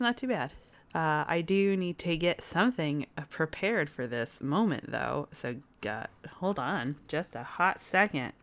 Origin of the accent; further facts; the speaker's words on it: United States; as an American